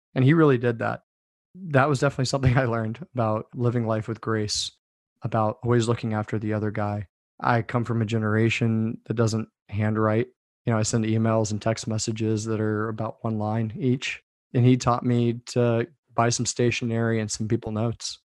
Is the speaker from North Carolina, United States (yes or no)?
no; D.C., Northern Virginia, United States; I grew up outside Washington, D.C., in Northern Virginia.